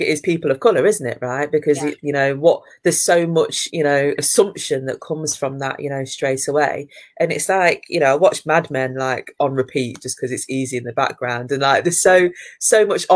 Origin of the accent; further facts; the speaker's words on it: Leicester, East Midlands, United Kingdom; I'm from Leicester, you know, so therefore it was multicultural